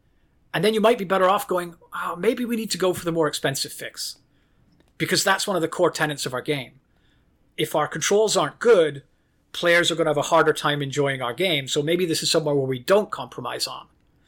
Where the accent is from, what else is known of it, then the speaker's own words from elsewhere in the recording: Ireland; also born or lived in United Kingdom / Norway; I lived in Ireland. I grew up in Ireland. I moved back to London in the UK for college.